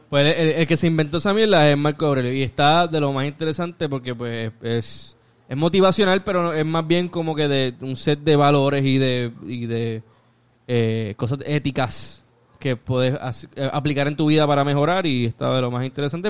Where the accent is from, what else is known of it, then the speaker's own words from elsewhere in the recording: Puerto Rico; Tony y yo somos prácticamente del área de Monte Carlo. Eh, nos criamos en Monte Carlo